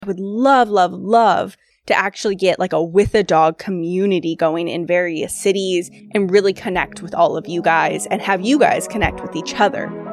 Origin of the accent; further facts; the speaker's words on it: Sacramento, California, United States; Grew up in Sacramento, California.